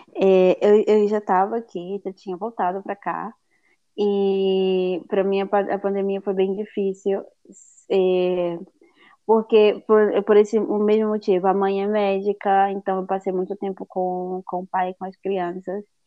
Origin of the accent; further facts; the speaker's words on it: Fortaleza, Ceará, Brazil; moved away as an adult; now in Galicia, Spain; sou de Fortaleza, no Nordeste do Brasil